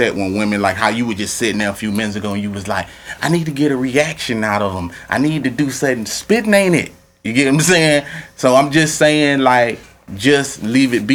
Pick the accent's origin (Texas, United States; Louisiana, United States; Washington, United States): Louisiana, United States; I'm from Louisiana